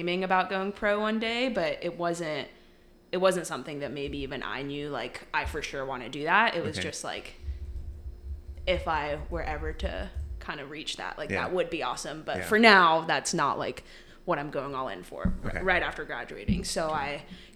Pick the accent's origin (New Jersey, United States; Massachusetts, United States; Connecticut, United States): Connecticut, United States; moved away as an adult; also born or lived in Williamsburg, Virginia; I grew up in Connecticut